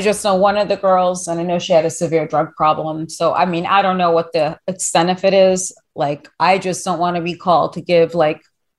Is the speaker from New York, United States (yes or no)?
yes; New York City, New York, United States; I was raised around everyone. I grew up in New York City, so it's like you see anything and everything, seriously.